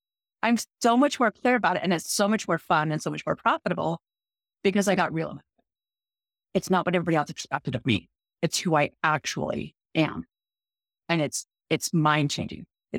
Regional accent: Utah, United States; accent: Utah; You know, I'm from Utah. I speak Utahnics.

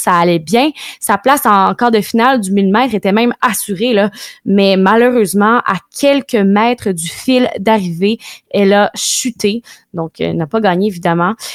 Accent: Canada; chez nous au Canada

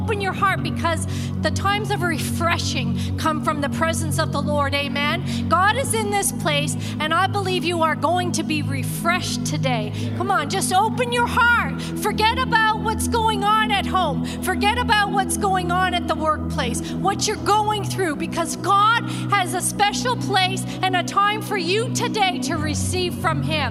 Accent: Canada; moved away as an adult; now in Texas, United States; We're from Texas, where we're living in Texas, originally from Canada

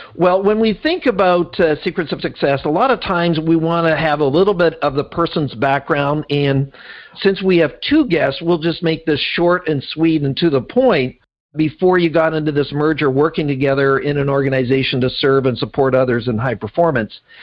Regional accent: Canada; now being a Canadian

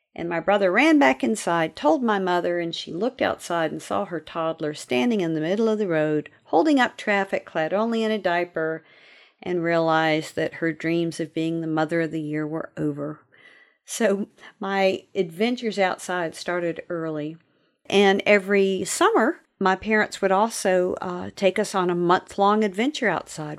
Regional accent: Virginia, United States; I grew up in Virginia

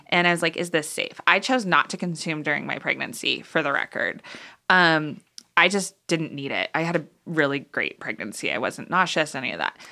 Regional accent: Boulder, Colorado, United States; moved away as an adult; also born or lived in Kansas; now in Boulder, United States; So, high school I was here in Boulder and then moved to Kansas okay. for college

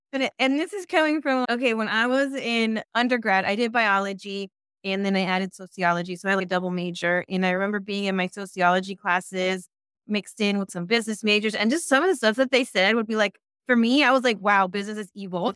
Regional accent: San Francisco, California, United States; also born or lived in East Bay, California; I was born in San Francisco and raised in San Francisco, and I've been in the Bay Area pretty much my whole life

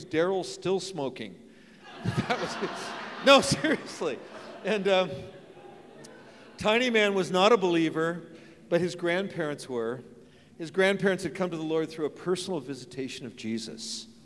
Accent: San Francisco, California, United States; I grew up in San Francisco

